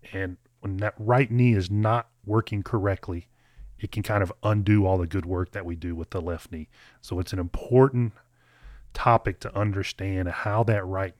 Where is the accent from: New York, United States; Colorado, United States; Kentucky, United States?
Kentucky, United States; you're from Maine, I'm from Kentucky, but I think we had very similar lessons growing up.